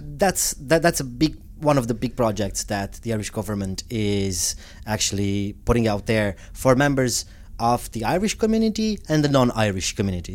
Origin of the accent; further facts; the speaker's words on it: Romania; moved away as an adult; also born or lived in United States / Italy; now in Ireland; growing up in Romania and coming from a, from a family that promoted, I suppose, uh, Romanian cultural values